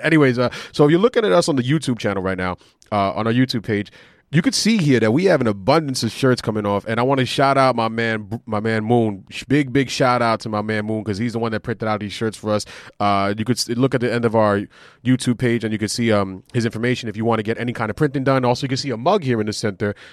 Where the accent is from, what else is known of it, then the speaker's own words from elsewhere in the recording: New York City, New York, United States; we're from Queens